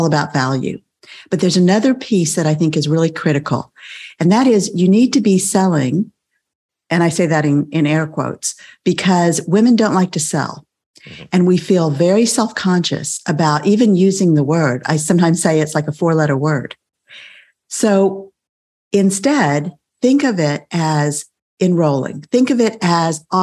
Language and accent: English; South Texas, United States; I grew up in South Texas